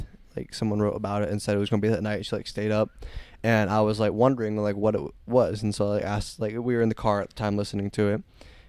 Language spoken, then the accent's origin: English; Fort Wayne, Indiana, United States; So I was born in Fort Wayne. Lived there until like last year.